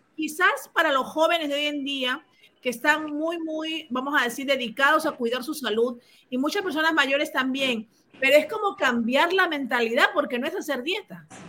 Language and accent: Spanish; Peru; now in Miami, United States; yo soy peruana